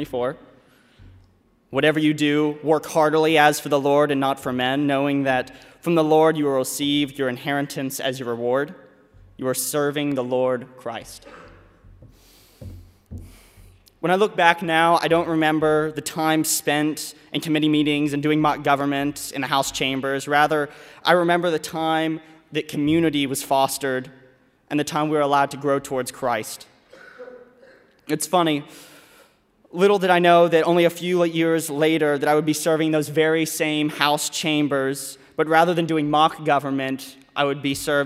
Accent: Louisville, Kentucky, United States; I'm from Louisville, Kentucky, and I am a finance major

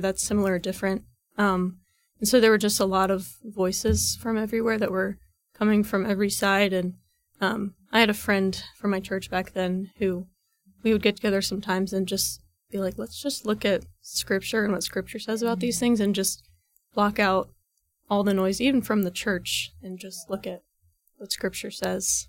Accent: Reynoldsburg, Ohio, United States; I'm from Reynoldsburg, Ohio, which is about, like, fifteen minutes east of Columbus

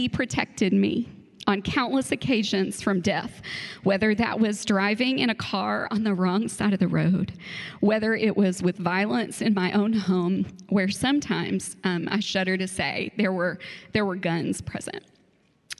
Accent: Frankfort, Kentucky, United States; also born or lived in Georgetown, Kentucky / Stamping Ground, Kentucky; around fourth grade, we moved to the big city of Frankfurt

